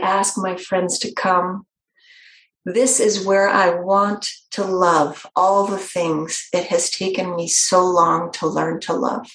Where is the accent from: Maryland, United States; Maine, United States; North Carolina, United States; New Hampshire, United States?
New Hampshire, United States; I'm from New Hampshire, not just from New England, but from New Hampshire.